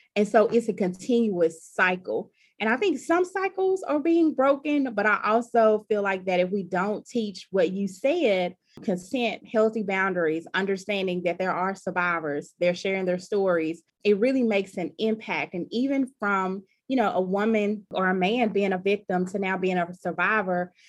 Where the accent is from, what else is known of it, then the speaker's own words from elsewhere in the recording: about an hour from Columbus, rural Mississippi, United States; my hometown that's very rural and you know there aren't any services nearby